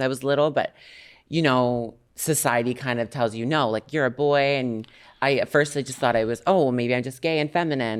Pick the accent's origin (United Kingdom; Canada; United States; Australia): Canada; I'm Canadian.